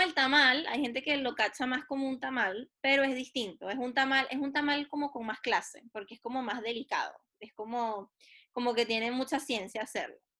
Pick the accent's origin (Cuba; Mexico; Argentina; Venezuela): Venezuela; Lara; now in Chile; nosotros somos venezolanos